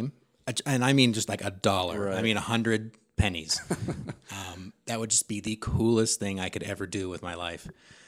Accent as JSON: {"language": "English", "town": "Sacramento", "region": "California", "country": "United States", "tie": "born or raised there", "said": "So I'm from Sacramento, California. Lived there pretty much my whole life."}